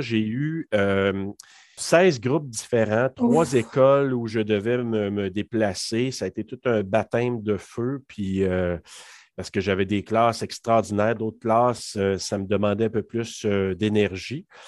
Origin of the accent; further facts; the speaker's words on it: Maniwaki, Quebec, Canada; moved away as an adult; also born or lived in Hull, Quebec; je suis originaire de la région de Maniwaki. Donc, j'ai fait mes études là-bas jusqu'au secondaire 5